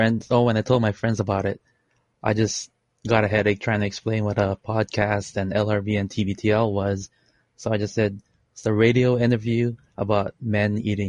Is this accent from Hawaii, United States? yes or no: yes; Honolulu, Hawaii, United States; also born or lived in Philippines; I am in Honolulu, Hawaii, not to brag. I was born in the Philippines and I immigrated here when I was 6.